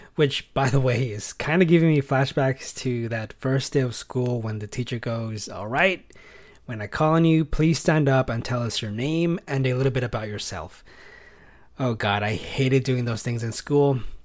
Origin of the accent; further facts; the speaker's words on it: California, United States; also born or lived in Fresno, California; I am from California. I live in Fresno, which is here in the Central Valley